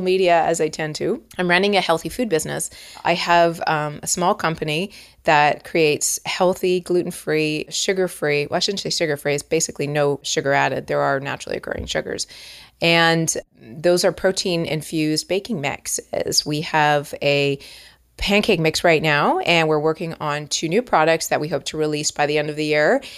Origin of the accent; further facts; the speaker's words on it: Toronto, Ontario, Canada; moved away as an adult; now in Los Angeles, United States; I am from Toronto, and you're gonna hear a lot of outs and abouts